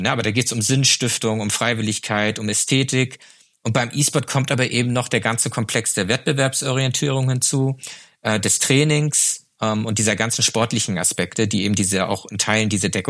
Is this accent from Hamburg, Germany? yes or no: no; Flensburg, Schleswig-Holstein, Germany; ich komme aus Flensburg. Flensburg ist traditionell eine Handballhochburg mit dem besten Handballverein der Welt.